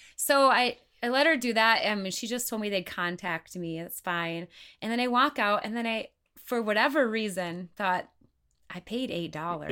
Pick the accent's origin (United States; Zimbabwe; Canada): United States; Wisconsin; moved away as an adult; now in Sioux Falls, United States; I am originally from Wisconsin